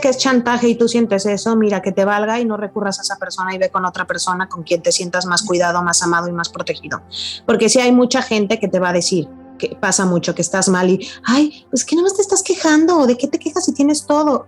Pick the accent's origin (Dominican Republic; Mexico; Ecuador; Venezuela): Mexico; nos afecta mucho como, como mexicanos